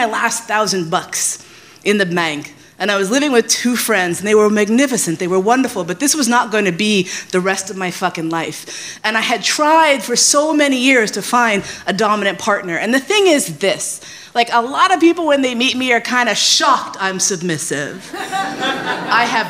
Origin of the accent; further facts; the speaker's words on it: New York, United States; moved away as an adult; also born or lived in San Francisco; I left San Francisco. I grew up in New York. I moved out to the West Coast, did the West Coast thing, came back